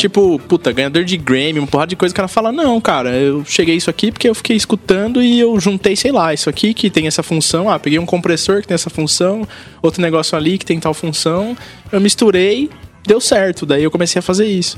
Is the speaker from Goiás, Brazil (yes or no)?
no; São Paulo, Brazil; Eu nasci em São Paulo, na Zona Norte, daquela janela da dá para ver meu prédio. E eu cresci aqui, muito perto daqui